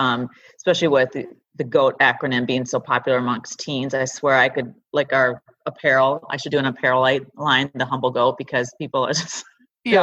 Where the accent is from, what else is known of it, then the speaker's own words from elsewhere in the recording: River Falls, Wisconsin, United States; also born or lived in California; now in Minneapolis, United States; that's my hometown, River Falls